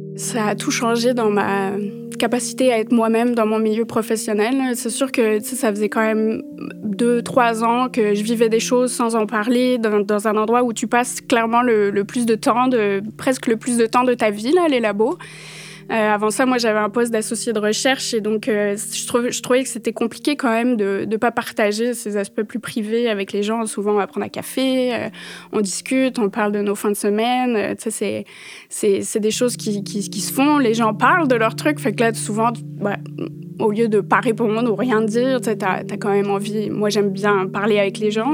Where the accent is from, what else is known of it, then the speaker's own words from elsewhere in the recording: Paris, Île-de-France, France; moved away; Je suis née en France, euh, j'ai grandi à Paris